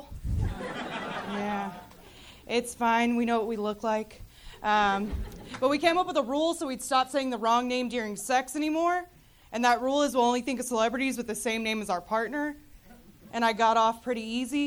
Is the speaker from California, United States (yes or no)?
no; Denton, Texas, United States; I'm from Denton